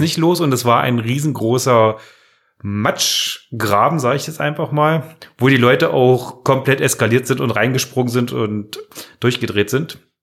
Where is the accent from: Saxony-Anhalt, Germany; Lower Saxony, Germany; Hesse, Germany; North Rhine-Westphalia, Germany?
Saxony-Anhalt, Germany; Magdeburg; now in Magdeburg, Germany; von Machteburg in meiner Heimatstadt Heimatdorf